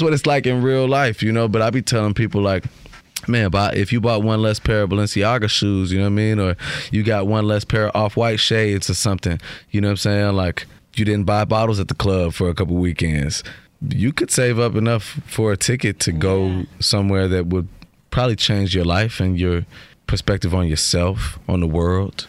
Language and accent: English; Ghana; also born or lived in Chicago; I'm from Ghana